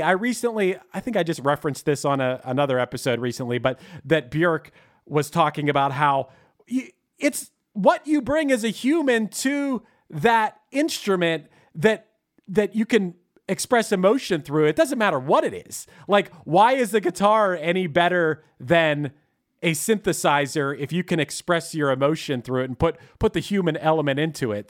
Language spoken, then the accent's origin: English; Pittsburgh, Pennsylvania, United States; accent: Pittsburgh; my Pittsburgh accent